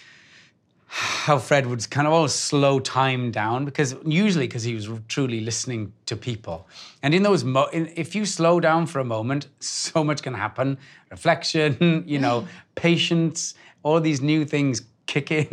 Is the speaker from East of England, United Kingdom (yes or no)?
no; Wales, United Kingdom; I grew up in Wales with the back doors open and the kettle's always on